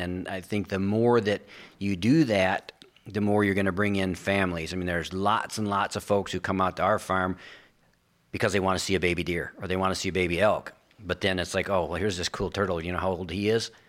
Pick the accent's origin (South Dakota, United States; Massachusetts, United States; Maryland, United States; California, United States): South Dakota, United States; Sioux Falls; moved away; also born or lived in Oklahoma; I was born in Sioux Falls, South Dakota